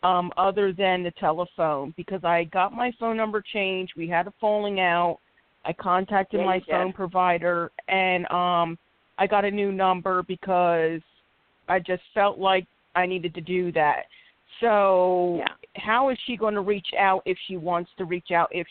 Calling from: Philadelphia, Pennsylvania, United States; I'm calling from Philadelphia, PA.

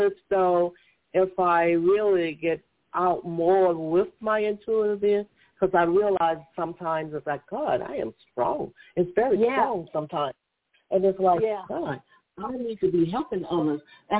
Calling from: Georgia, United States; I'm calling from Georgia.

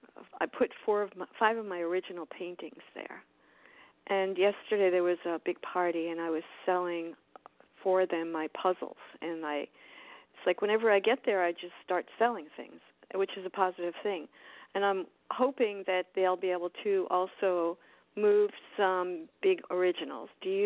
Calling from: Miami, Florida, United States; I spell it differently.

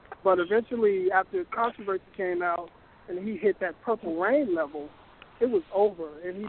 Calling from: Chicago, Illinois, United States

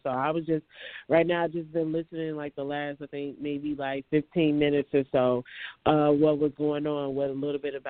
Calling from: Chicago, Illinois, United States

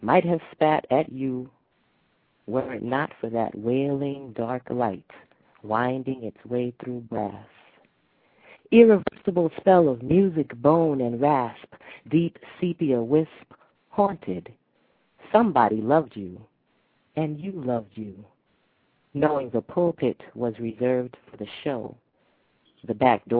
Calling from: New York City, New York, United States; I'm calling from New

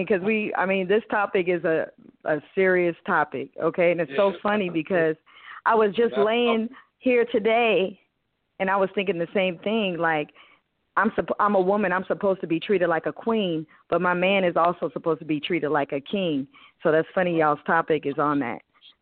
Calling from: Texas, United States; I'm calling from Texas.

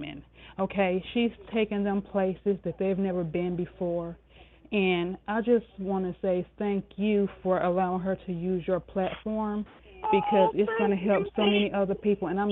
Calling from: Spartanburg, South Carolina, United States; I'm calling from Spartanburg, South Carolina

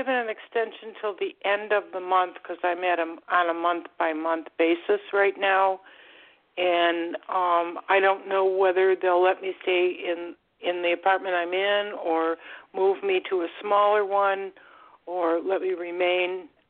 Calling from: Florida, United States; I'm calling from Florida

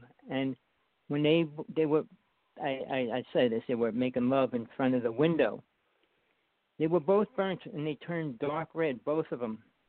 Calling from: Big Island of Hawaii, United States; I'm calling from the Big Island of Hawaii.

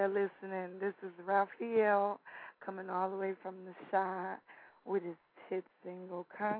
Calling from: Houston, Texas, United States; I'm calling from Houston.

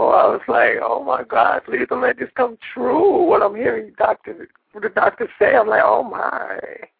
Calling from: California, United States; I'm calling from California.

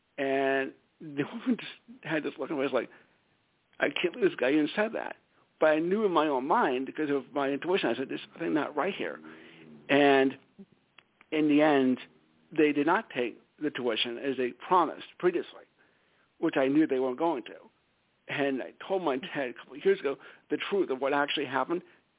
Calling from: Stamford, Connecticut, United States; from Stamford, Connecticut.

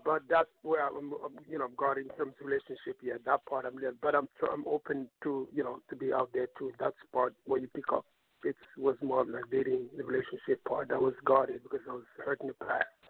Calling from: New York, United States; I'm calling from New York

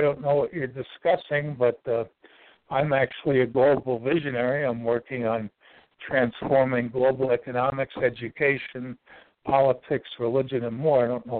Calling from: Ashland, Virginia, United States; The center of the universe. That's what they call Ashland, Virginia.

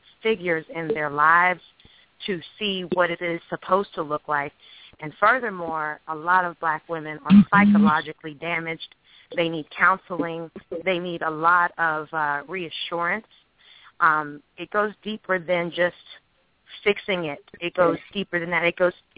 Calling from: Alexandria, Virginia, United States; I'm calling from Alexandria, Virginia.

